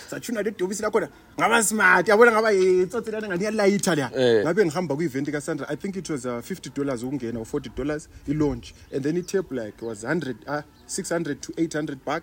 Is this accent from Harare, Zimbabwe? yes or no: no; Bulawayo, Zimbabwe; I grew up in Kasi